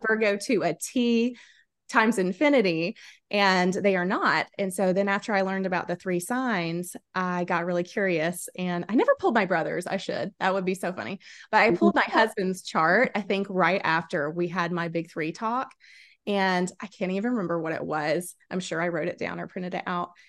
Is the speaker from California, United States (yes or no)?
no; South Carolina, United States; I was born and raised in South Carolina